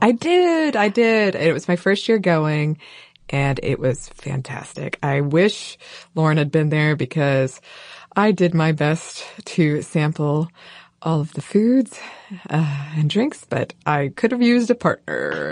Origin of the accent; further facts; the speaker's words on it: North Georgia, United States; I am from North Georgia mostly